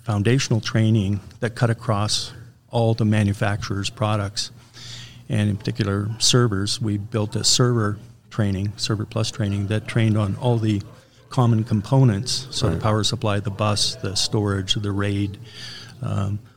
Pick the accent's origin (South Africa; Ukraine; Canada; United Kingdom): Canada; I'm a Canadian